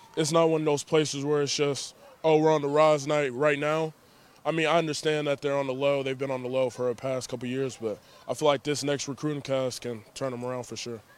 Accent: Dallas, Texas, United States; also born or lived in Louisiana; I grew up in the Dallas, Texas area, stuff like that, also Louisiana.

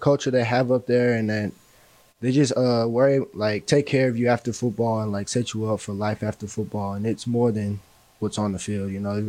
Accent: Akron, Ohio, United States; now in Katy, United States; I was born in Akron.

